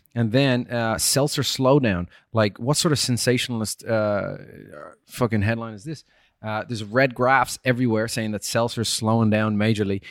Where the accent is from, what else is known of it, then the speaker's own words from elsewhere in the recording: Ireland; I shouldn't say chips. I'm Irish. Crisps